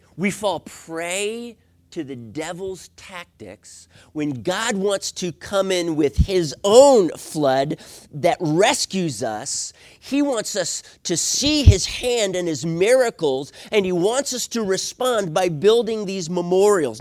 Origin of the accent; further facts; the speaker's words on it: East Coast, United States; lived on, on the East Coast